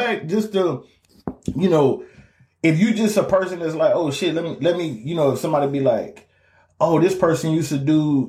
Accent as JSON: {"language": "English", "region": "Louisiana", "country": "United States", "said": "We're both from Louisiana."}